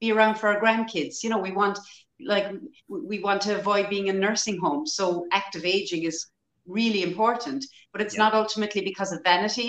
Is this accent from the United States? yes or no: no; Ireland; in Ireland, our historically as Irish people, we were always very poor